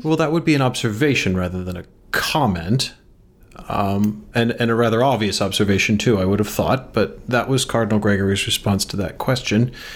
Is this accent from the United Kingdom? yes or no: yes; England, United Kingdom; now in United States; I was not born in Engl-, I was educated there